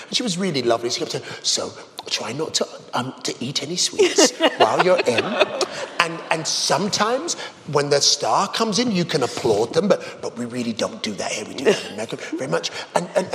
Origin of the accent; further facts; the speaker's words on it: England, United Kingdom; as an Englishman